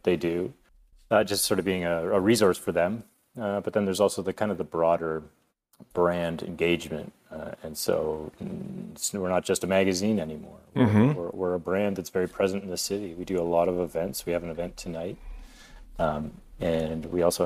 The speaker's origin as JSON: {"language": "English", "town": "Lakefield", "region": "Ontario", "country": "Canada", "tie": "born or raised there", "also_born_or_lived": "Peterborough, Ontario", "lives_now": "Toronto, Canada", "said": "I was born in Peterborough, Ontario. Mom and dad, older brother. My dad's a civil engineer. My mom was a veterinarian, and we moved to Lakefield, an even smaller town, a few years later. And I grew up there"}